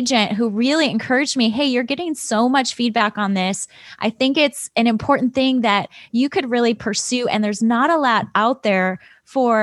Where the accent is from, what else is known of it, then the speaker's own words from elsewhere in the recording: Chicago, Illinois, United States; moved away as an adult; also born or lived in Michigan; I grew up in Chicago, south side of Chicago